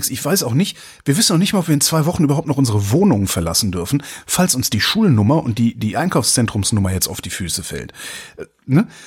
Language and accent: German; North Rhine-Westphalia, Germany; ich habe ja Freunde, ich komme ja aus Nordrhein-Westfalen, habe ja auch noch Freunde da.